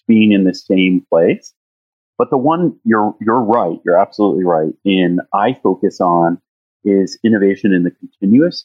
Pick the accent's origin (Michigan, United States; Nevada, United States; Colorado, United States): Colorado, United States; Denver; my hometown, which is Denver